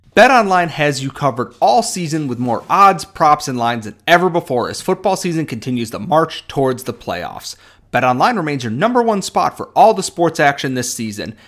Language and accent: English; Rochester, New York, United States; I am obviously from Rochester, New York, home of the garbage plate